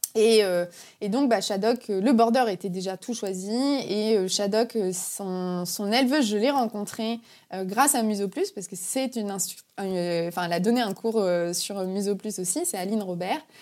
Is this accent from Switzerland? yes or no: no; Brittany, France; je suis une Bretonne pure souche